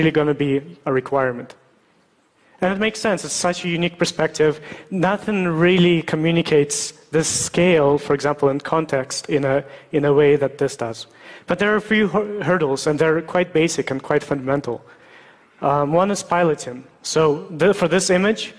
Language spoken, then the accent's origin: English; Russia; moved away; I was born in Russia